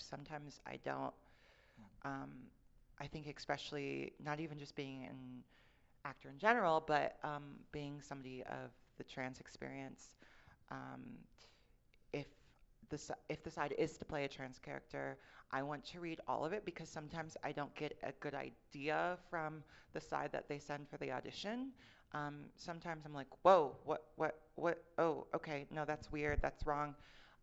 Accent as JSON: {"language": "English", "town": "Fort Wayne", "region": "Indiana", "country": "United States", "said": "I'm from Mike Pence country. I'm from Fort Wayne, Indiana"}